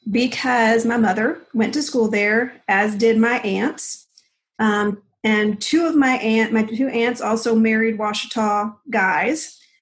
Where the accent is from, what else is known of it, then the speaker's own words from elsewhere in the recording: Colombia; So I grew up in Columbia. My parents were Southern Baptist missionaries.